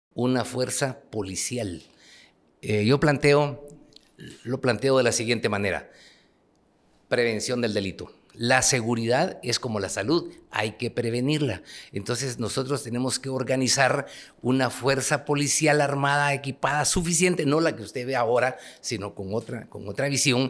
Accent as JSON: {"language": "Spanish", "region": "Huehuetenango", "country": "Guatemala", "tie": "born or raised there", "also_born_or_lived": "Guatemala City", "moved": "as an adult", "said": "Yo soy un ciudadano, como todos los guatemaltecos, nací en Huehuetenango"}